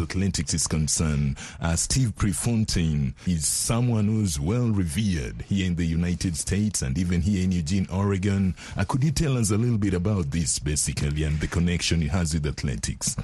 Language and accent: English; Kenya; now in United States; I come from Kenya